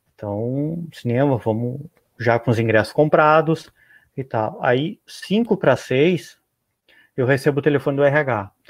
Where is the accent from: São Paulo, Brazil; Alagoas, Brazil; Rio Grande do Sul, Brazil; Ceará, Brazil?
Rio Grande do Sul, Brazil; eu moro no Rio Grande do Sul